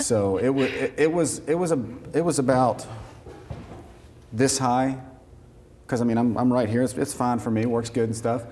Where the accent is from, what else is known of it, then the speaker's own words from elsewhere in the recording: Atlanta, Georgia, United States; I was born in Atlanta, Georgia